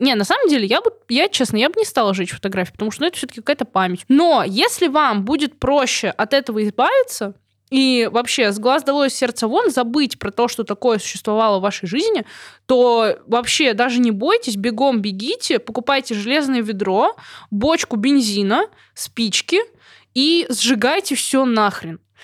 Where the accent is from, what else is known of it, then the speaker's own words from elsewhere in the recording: Belarus; я тоже из Беларуси